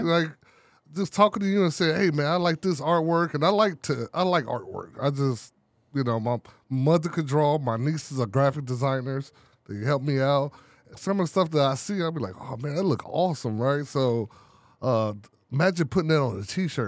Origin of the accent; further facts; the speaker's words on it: Chicago, Illinois, United States; I'm from Chicago, the poor part of the city